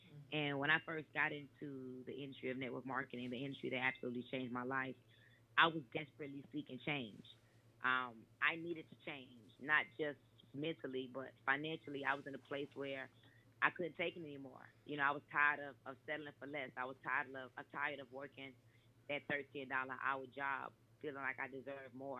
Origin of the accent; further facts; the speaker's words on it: Miami, Florida, United States; also born or lived in New York / Atlanta, Georgia; I'm actually born in New York, but I was raised in Miami, Florida